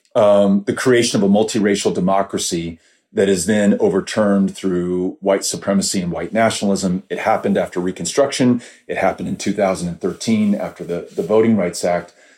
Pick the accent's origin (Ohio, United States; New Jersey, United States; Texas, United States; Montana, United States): Texas, United States; El Paso; I grew up in El Paso